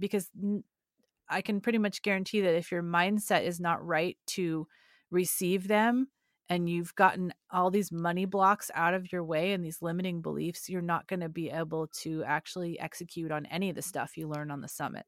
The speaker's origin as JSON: {"language": "English", "region": "California", "country": "United States", "said": "I'm from California"}